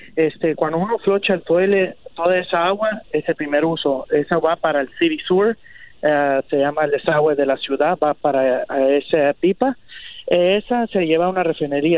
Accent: Guatemala; mis padres somos de Guatemala. Sí, somos de Guatemala.

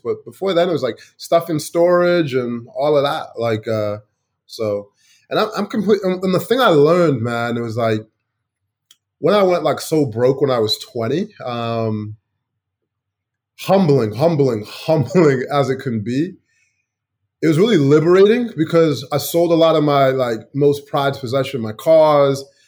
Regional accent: Chicago, Illinois, United States; moved away as an adult; also born or lived in England; now in Asia; growing up in Chicago

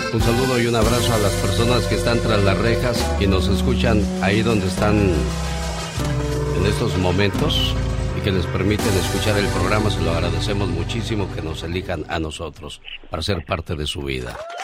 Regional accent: Veracruz, Mexico; moved away; also born or lived in Mexico City

